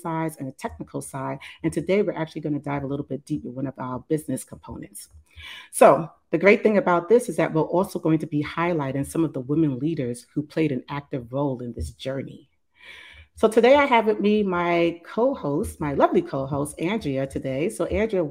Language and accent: English; New York City, New York, United States; now in New Jersey, United States; I'm actually a New Yorker. I'm from the Bronx originally, and now I actually live in New Jersey